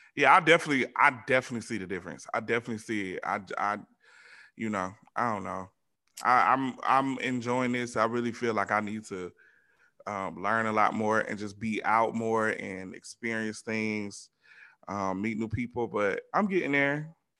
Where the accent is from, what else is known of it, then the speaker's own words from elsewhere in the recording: Georgia, United States; moved away; me growing up in the South, especially Georgia